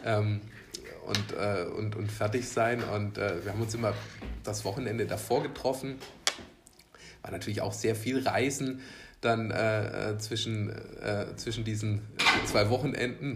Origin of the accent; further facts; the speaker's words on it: Elchingen, Bavaria, Germany; ich bin in Unterelchingen groß geworden